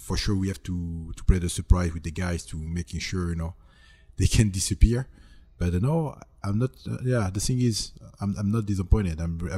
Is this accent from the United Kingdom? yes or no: no; France; English is a second language; moved away; also born or lived in California / Texas; No, born and raised in France.